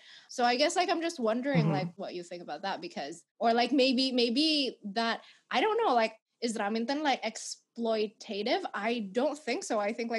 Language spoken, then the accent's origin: English; Jakarta, Indonesia; born there; moved away; also born or lived in Singapore / Seattle / Bellevue; I was born in Jakarta, but then before this I was in Seattle and Bellevue and blah, blah, blah.